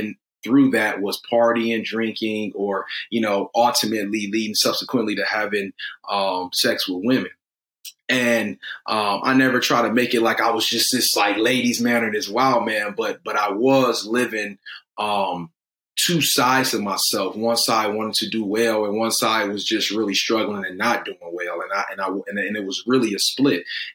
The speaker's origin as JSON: {"language": "English", "town": "Detroit", "region": "Michigan", "country": "United States", "said": "I'm from Detroit."}